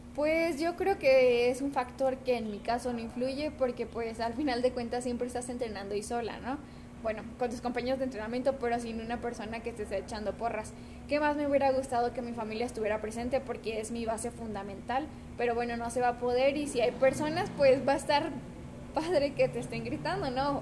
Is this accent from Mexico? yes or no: yes; Mexico; como mexicanas